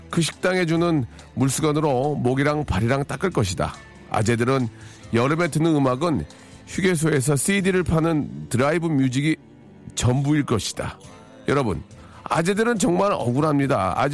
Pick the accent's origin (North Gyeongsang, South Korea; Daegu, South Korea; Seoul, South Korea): Seoul, South Korea; 저 서울이 고향인데요.